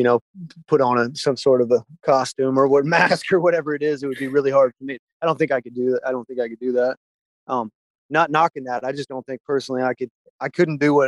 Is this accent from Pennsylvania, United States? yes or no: no; Gainesville, Florida, United States; moved away as an adult; also born or lived in Nashville / California; Gainesville, growing up in Gainesville